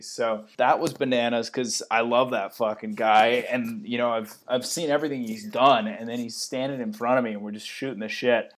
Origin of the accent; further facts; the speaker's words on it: Connecticut, United States; also born or lived in San Jose / Sunnyvale; now in San Francisco, United States; I'm from Connecticut.